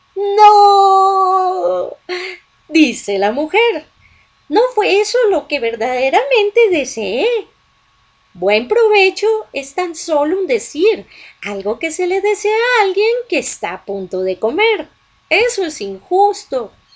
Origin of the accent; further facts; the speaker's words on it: Colombia; en Colombia, aquí en mi país